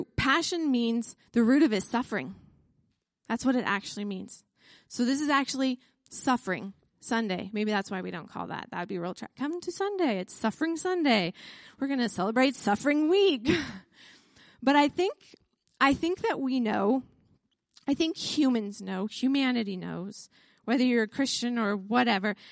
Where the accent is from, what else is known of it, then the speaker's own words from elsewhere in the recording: United States; I'm an American